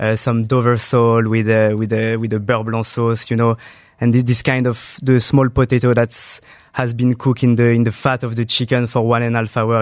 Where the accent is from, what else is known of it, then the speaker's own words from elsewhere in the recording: Saint-Germain-en-Laye, Île-de-France, France; I, I grew up in France, uh, near Paris. It's a small city called Saint Germain en Laye.